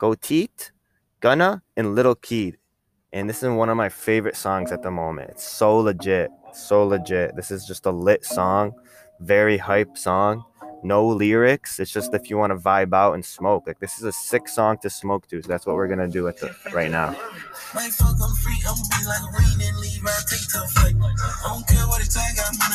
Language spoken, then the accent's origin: English; Rochester, New York, United States; I'm from New York, from Rochester